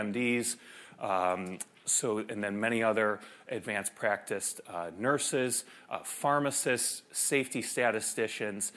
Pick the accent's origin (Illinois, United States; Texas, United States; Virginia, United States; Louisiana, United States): Illinois, United States; Chicago; I grew up in Chicago